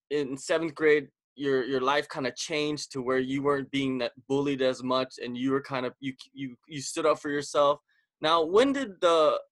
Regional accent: West Coast, United States; I grew up on the West Coast

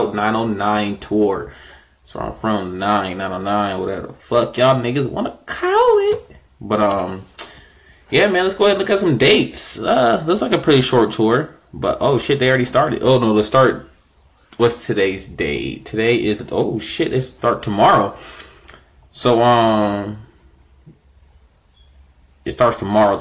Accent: Inland Empire, California, United States; I'm from the Inland Empire

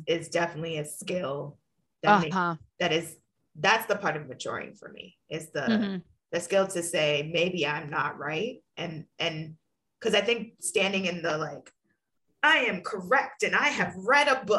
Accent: New York City, New York, United States; moved away as an adult; also born or lived in Bard College, New York / Boston / Ohio; growing up in New York City

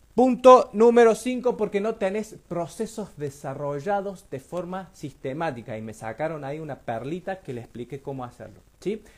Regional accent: Río Tercero, Córdoba, Argentina; nosotros somos de Río Tercero

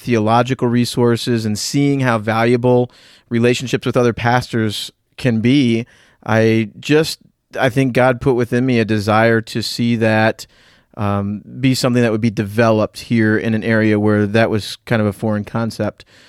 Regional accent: Northeast, United States; also born or lived in Southwest Florida / North Central Pennsylvania; now in Pennsylvania, United States; I grew up in the Northeast in a rural environment.

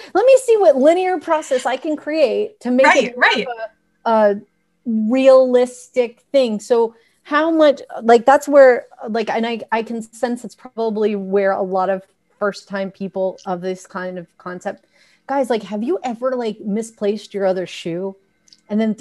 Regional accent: New York, United States; I come from the Italian New York background

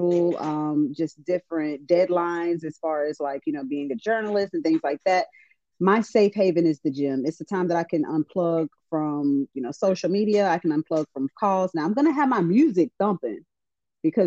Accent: the South, United States; We're definitely from the South

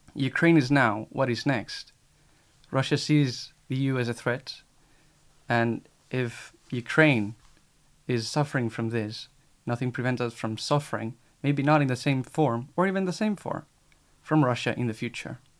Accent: Spain; now in Paris, France; I am from Spain, 23 years old

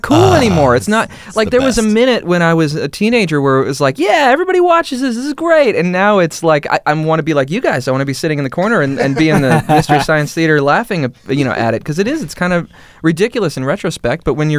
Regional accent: Hawaii, United States; also born or lived in Massachusetts / New York; now in Atlanta, United States; I moved around. We lived in Massachusetts for a while. Lived in Hawaii for a while. I grew up in Hawaii for a good majority of my formative years, and then New York for college, and now I'm here in Atlanta.

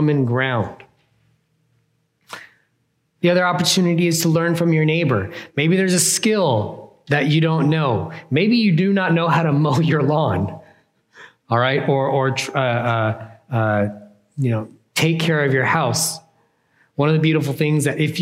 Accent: California, United States

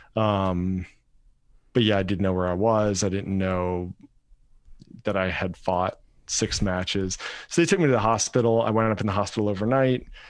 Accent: Rock Hill, South Carolina, United States; moved away as an adult; also born or lived in Fort Stewart, Georgia / Hawaii; I'm, I'm originally from Rock Hill, South Carolina, basically the same area as you

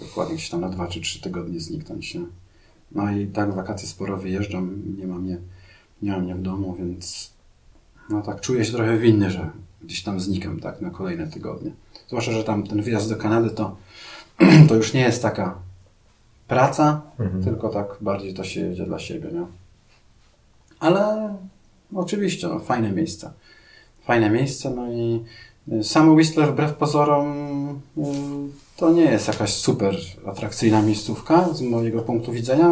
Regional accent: Białystok, Podlaskie Voivodeship, Poland; ja też pochodzę z Białego Stoku, tak, tam też jest dosyć płasko

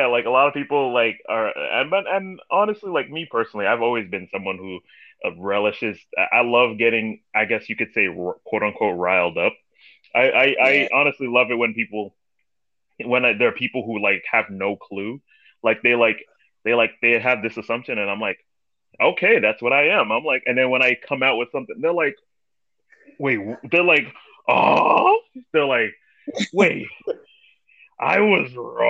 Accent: New York City, New York, United States; I was born and raised in Brooklyn, New York.

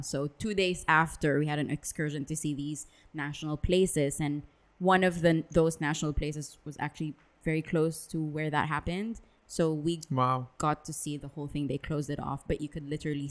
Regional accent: Dubai, United Arab Emirates; also born or lived in Philippines; growing up in Dubai.

